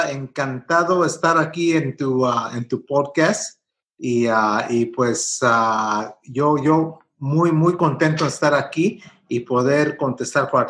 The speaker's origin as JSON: {"language": "Spanish", "region": "California", "country": "United States", "tie": "born there", "said": "yo en realidad soy nacido en Estados Unidos porque yo nací en California, pero mis papás son de Michoacán, de la Piedad Michoacán"}